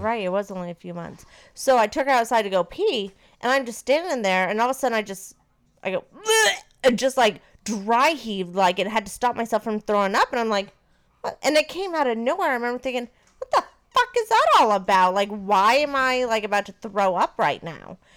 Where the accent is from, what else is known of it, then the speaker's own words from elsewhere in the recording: Maine, United States; now in Florida, United States; I am from Maine, and Maine is a little bit more liberal, and I grew up with not one, but two gay uncles